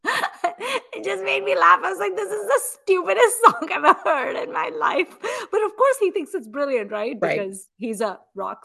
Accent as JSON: {"language": "English", "town": "Mumbai", "region": "Maharashtra", "country": "India", "also_born_or_lived": "Atlanta / Chicago", "moved": "yes", "said": "I'm from Mumbai."}